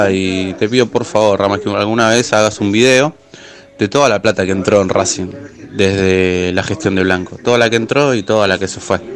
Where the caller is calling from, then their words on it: Boulogne, Buenos Aires Province, Argentina; de Bulogne